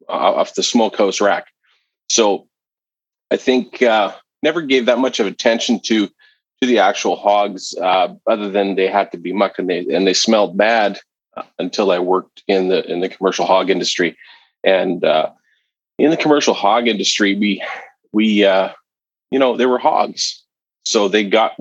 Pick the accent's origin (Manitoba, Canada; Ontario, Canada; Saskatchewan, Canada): Manitoba, Canada; southern; moved away as an adult; a company here in southern Manitoba, where I grew up in Canada. I no longer live here per se